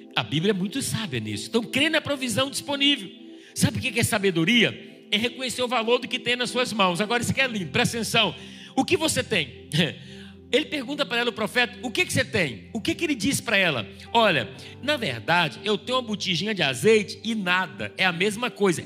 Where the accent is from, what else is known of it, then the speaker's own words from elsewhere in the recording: Brazil; a gente é brasileira